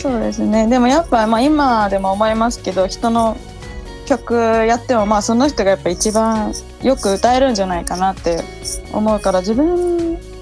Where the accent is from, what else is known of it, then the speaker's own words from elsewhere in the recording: Chikuma, Nagano, Japan; moved away as an adult; now in Tokyo, Japan; 私の地元、まあ、細かく言うと戸倉上山温泉の辺で